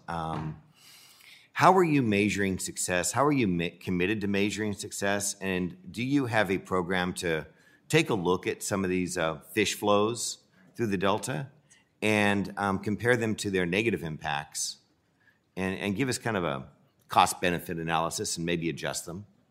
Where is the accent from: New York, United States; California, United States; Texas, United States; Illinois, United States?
California, United States; Central Valley; I'm from California. It's no secret I'm from the Central Valley